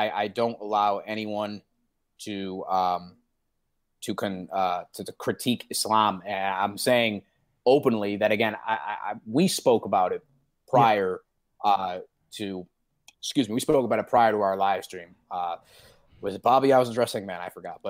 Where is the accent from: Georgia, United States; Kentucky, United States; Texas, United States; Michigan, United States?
Michigan, United States; Detroit; went to a Catholic school, actually, University of Detroit Jesuit High School and Academy in Detroit